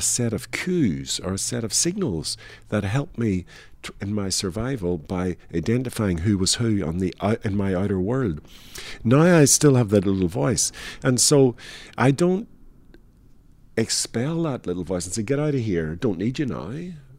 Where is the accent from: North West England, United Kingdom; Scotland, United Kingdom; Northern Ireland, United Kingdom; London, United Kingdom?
Northern Ireland, United Kingdom; moved away as an adult; the product of twenty-five years growing up in Northern Ireland